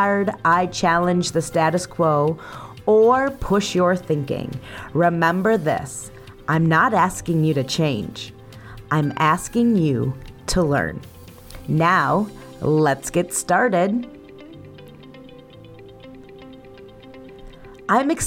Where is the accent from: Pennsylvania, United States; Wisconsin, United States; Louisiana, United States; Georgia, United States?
Wisconsin, United States; Potosi; My hometown is also the setting of the infamous YouTube channel, How Farms Work